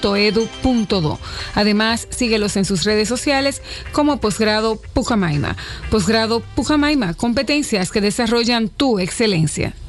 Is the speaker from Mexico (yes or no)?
no; Dominican Republic